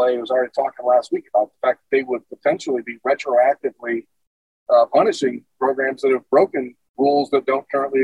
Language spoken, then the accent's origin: English; Toledo, Ohio, United States; moved away as an adult; now in Arizona, United States; growing up in Toledo